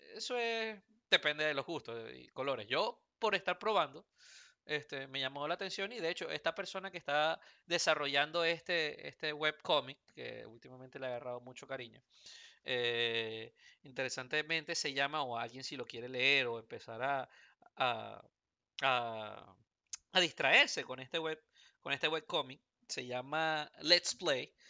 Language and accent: Spanish; Venezuela; now in Houston, United States; nací en Venezuela